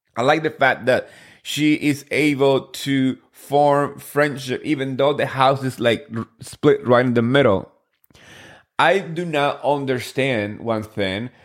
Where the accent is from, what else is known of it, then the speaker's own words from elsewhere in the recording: New Jersey, United States; I grew up in Jersey and that's my, uh, you know, I feel like home.